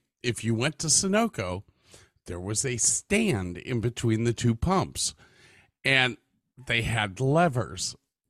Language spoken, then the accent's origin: English; Medina, United States; I grew up in Medina, small community.